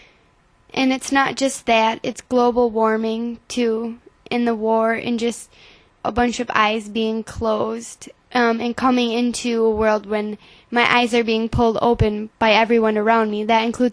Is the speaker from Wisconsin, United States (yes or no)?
yes; Lake Wissota, Wisconsin, United States; also born or lived in Boston, Massachusetts; I grew up on Lake Wissota, and so I grew up fishing, boating